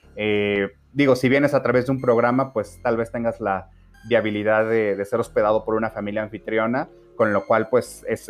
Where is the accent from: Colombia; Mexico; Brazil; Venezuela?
Mexico; como mexicanos